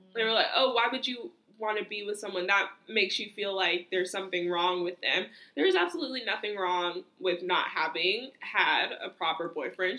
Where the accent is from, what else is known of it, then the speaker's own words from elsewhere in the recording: United States; me as an American